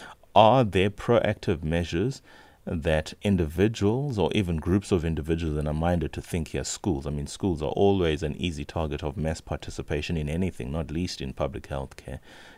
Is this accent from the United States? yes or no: no; South Africa; just as a South African who's interested in one's health, who's interested in public health